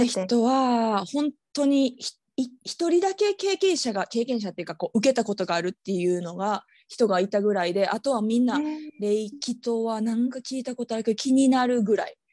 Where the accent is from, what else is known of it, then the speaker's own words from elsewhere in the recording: Osaka, Japan; moved away; 私大阪出身